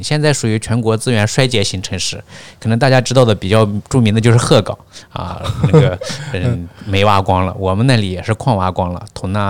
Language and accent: Chinese; Baiyin, Gansu, China; now in Shenzhen, China; 我是我是甘肃人，甘肃省白银市景泰县人。